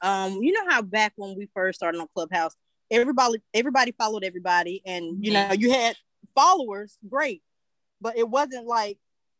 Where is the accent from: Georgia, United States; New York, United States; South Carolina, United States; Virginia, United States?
South Carolina, United States; Greenville; I'm from Greenville, South Carolina.